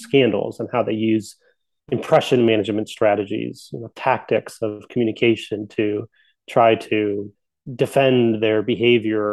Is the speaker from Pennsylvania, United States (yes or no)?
yes; coal region of Pennsylvania, United States; I grew up in Pennsylvania. So the coal region of Pennsylvania, mountains of Pennsylvania.